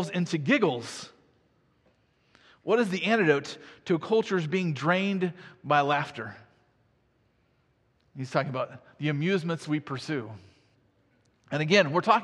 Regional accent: Iowa, United States; I grew up in Iowa.

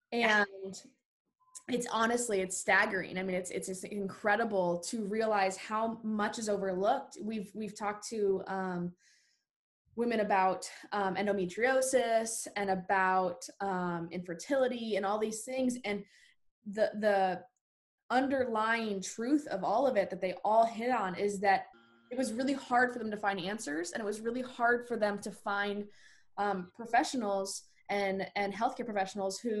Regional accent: Arizona, United States; now in Nashville, United States; I'm from Arizona myself.

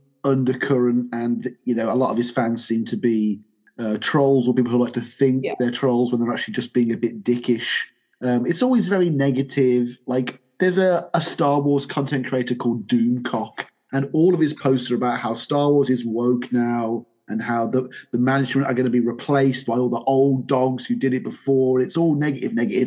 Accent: United Kingdom; I'm British

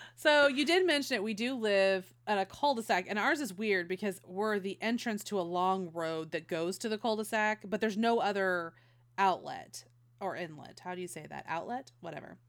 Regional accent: Modesto, California, United States; moved away; also born or lived in Las Vegas; I was a Northern Cali kid. I grew up in Modesto

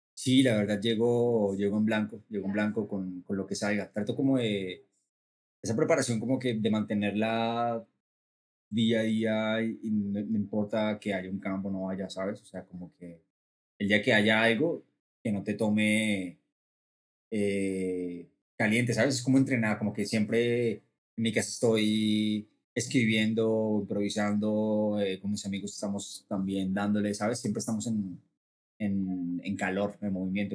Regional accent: Bogotá, Colombia; moved away as an adult; now in Mexico; soy eh, cantante y compositor de Colombia, nací en Bogotá, y me vine a México hace cuatro años

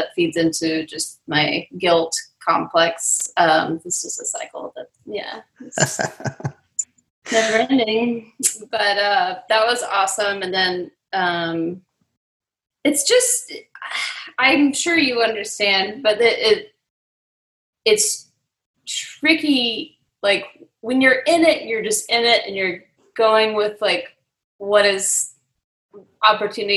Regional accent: Charlotte, North Carolina, United States; moved away as an adult; also born or lived in New York; now in Nashville, United States; I moved back to Charlotte

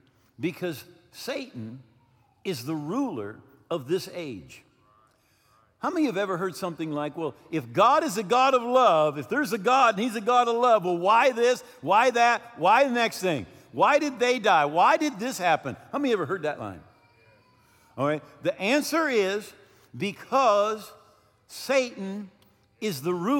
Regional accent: United States; also born or lived in Mexico; we're American

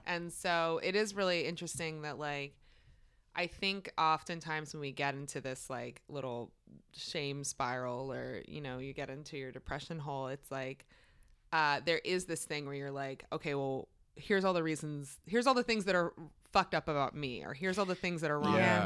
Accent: Maryland, United States; one of my best friends from growing up in Maryland

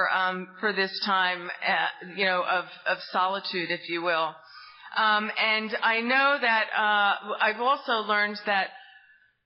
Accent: New Jersey, United States; now in Tallahassee, United States; you might sense from my accent, I'm not from down south here, I'm from the great state of New Jersey! And I really grew up in an amazing family

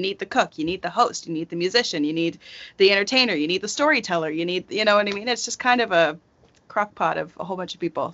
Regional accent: rural Nova Scotia, Canada; born or raised there; moved away

